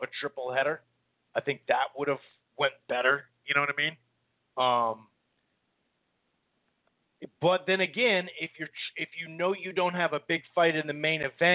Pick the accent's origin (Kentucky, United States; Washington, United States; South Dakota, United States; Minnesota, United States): Minnesota, United States; I'm from Minnesota, up here in the upper Midwest here